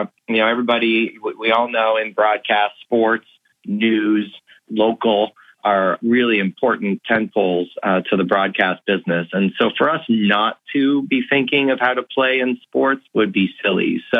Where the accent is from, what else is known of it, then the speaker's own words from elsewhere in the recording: Canada; also born or lived in Philadelphia; I'm Canadian